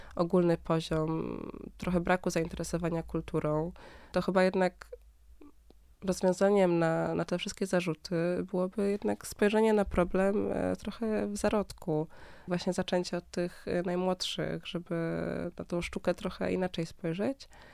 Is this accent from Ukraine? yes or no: no; Berlin, Germany; now in Warsaw, Poland; ja się wychowałam w Niemczech, e, w mhm. Berlinie